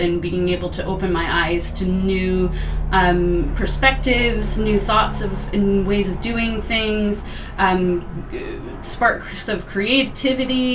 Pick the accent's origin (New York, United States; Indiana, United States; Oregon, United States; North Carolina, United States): Oregon, United States; Portland; accent: American; moved away as an adult; now in Scotland; I am originally from Portland, Oregon